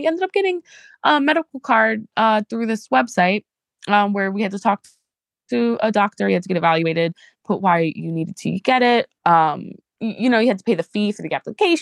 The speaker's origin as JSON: {"language": "English", "region": "New Jersey", "country": "United States", "tie": "born or raised there", "also_born_or_lived": "New York City, New York", "said": "I grew up in New York City and in New Jersey"}